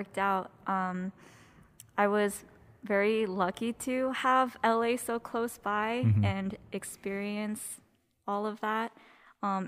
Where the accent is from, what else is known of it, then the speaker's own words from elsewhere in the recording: South Korea; now in United States; born in South Korea. And I came to the States with an E2 visa, which is when your parents have a business visa